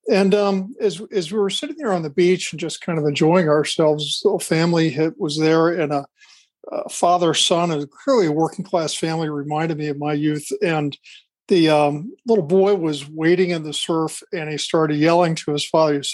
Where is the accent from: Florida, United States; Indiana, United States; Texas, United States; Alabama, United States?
Florida, United States; I grew up not just in Florida. My father was in the military.